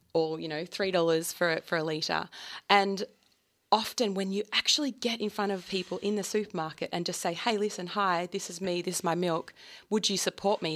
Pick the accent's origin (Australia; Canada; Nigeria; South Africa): Australia; Lakes Entrance, Victoria; I grew up on Lakes Entrance, and my dad always believed that dairy farmers didn't get paid enough